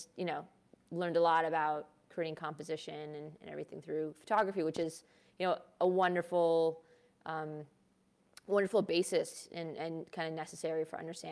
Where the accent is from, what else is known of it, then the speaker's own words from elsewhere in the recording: Chicago, Illinois, United States; first language Hindi; moved away as an adult; now in New York, United States; I was born and raised in Hyde Park. I was there until I went to college.